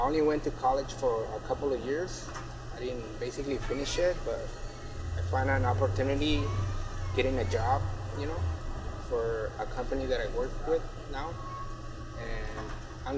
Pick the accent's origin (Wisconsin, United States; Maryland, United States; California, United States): California, United States; Anaheim; also born or lived in Jalisco, Mexico; I'm from Mexico, Jalisco, but I've been living here since when I was 9 years old. And so I basically grew up here